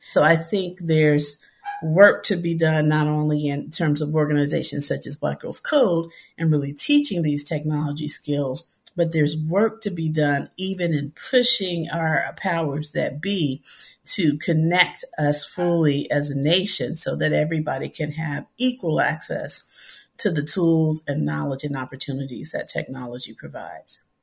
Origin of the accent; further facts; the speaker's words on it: Memphis, Tennessee, United States; growing up in Memphis, Tennessee, in the city